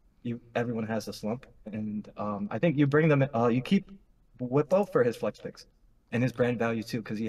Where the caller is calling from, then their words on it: East Rutherford, New Jersey, United States; I'm calling from East Rutherford, New Jersey.